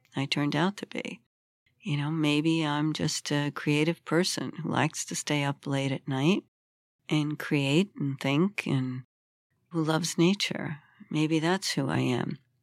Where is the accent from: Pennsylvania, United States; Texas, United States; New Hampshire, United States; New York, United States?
New York, United States; New York City; I grew up in Brooklyn, which was a very difficult time in history in America and a very violent place.